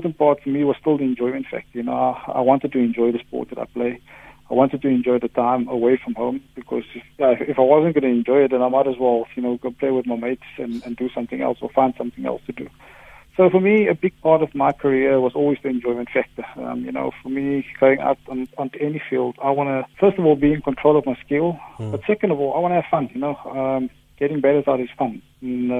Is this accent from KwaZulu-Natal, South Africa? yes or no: no; Cape Town, Western Cape, South Africa; Ravensmead, where I come from